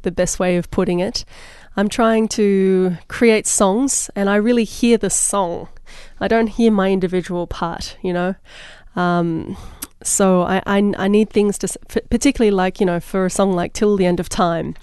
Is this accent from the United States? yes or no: no; Australia; moved away; I'm Australian